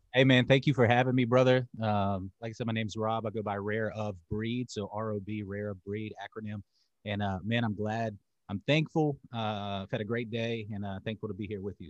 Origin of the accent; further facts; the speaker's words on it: Charlotte, North Carolina, United States; also born or lived in Winston-Salem, North Carolina; I'm in North Carolina. So I was born in Charlotte. I went back to Charlotte after I got out of jail